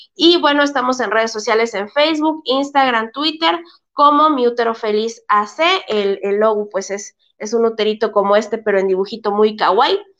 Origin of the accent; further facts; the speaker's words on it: Chiapas, Mexico; somos de Chiapas